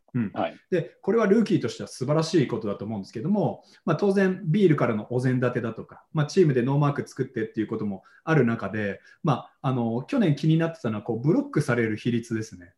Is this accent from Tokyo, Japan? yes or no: yes; Tokyo, Japan; born or raised there; also born or lived in New York, United States